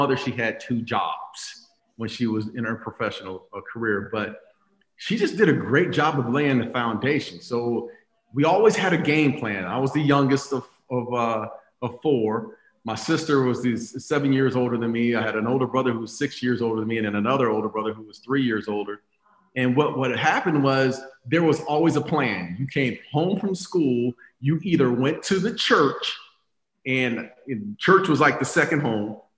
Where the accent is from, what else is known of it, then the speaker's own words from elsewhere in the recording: Phoenix, Arizona, United States; I grew up in Phoenix, Arizona, on the west side of Phoenix, born and raised